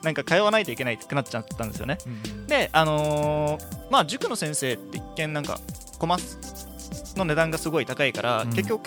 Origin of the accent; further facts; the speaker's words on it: Uruma, Okinawa, Japan; 僕の実家がうるま市にあって